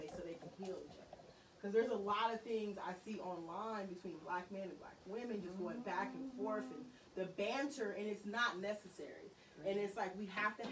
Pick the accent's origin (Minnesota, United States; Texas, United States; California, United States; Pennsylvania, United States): California, United States; Vallejo; I am from Vallejo, 707, born and raised